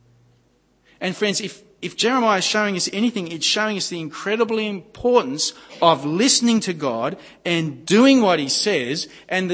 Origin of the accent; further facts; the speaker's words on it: Gosford, New South Wales, Australia; I grew up at Gosford on the Central Coast